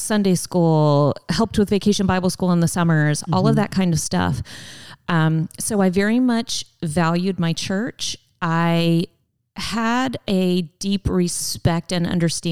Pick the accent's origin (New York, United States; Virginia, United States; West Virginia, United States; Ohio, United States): Ohio, United States; Cleveland; I grew up in Cleveland, in a small suburb of Cleveland